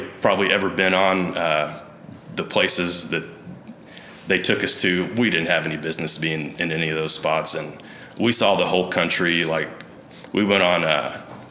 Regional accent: Meeker, Oklahoma, United States; growing up in Meeker. It's a pretty small town

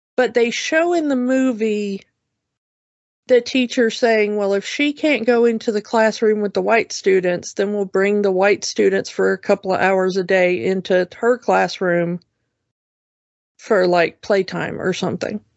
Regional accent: the South, United States; growing up in the South

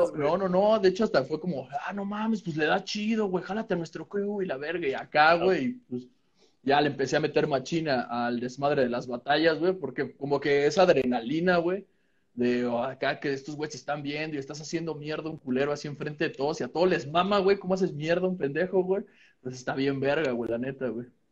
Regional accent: Calacoaya, State of Mexico, Mexico; estaba entrando a la secundaria en un pinche pueblo que se llama Calacuaya

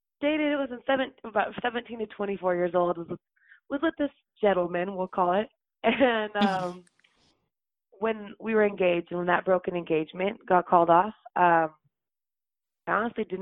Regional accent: Utah, United States; I grew up in Utah

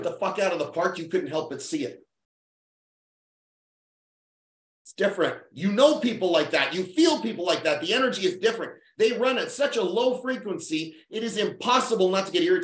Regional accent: Winnipeg, Manitoba, Canada; That's how little money our town had. It's 700,000 people. Winnipeg

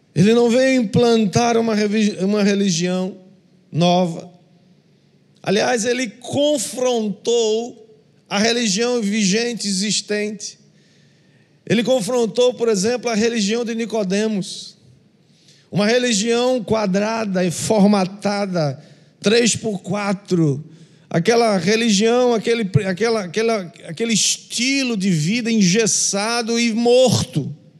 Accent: Northeast Region, Brazil; como nordestinos

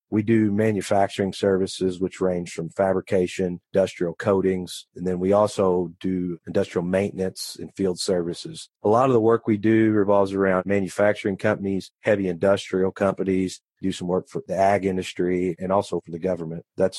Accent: Poseyville, Indiana, United States; I was. I've been here my whole life. Grown up around the business

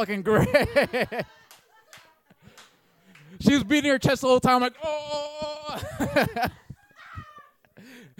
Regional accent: Oakland, California, United States; moved away as an adult; now in Brooklyn, United States; I'm from Oakland, California

